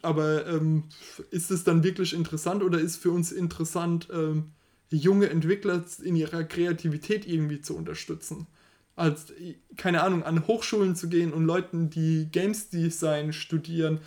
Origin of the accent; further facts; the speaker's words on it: Germany; wir als Deutsche